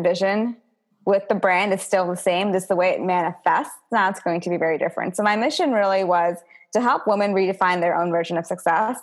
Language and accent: English; United States; me being an Indian American